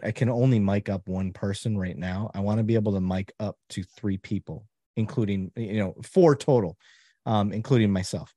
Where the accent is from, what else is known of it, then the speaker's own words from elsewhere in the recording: Flint, Michigan, United States; my background growing up in Flint, Michigan